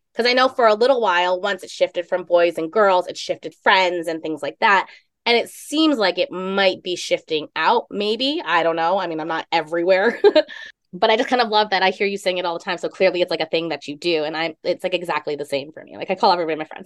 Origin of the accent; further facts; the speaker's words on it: East Coast, United States; Growing up on the East Coast